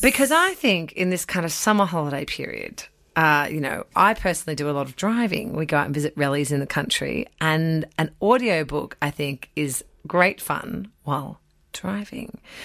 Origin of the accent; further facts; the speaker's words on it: Australia; This is where I grew up